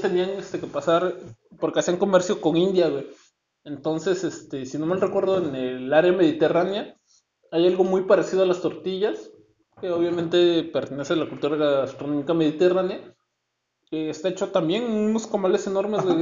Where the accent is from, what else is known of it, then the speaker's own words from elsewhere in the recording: Oaxaca, Mexico; now in Tijuana, Mexico; soy de Oaxaca y tenemos el poderosísimo quesillo.